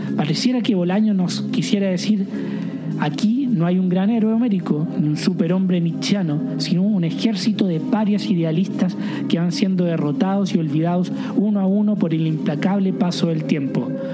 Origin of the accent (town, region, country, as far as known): Chile; moved away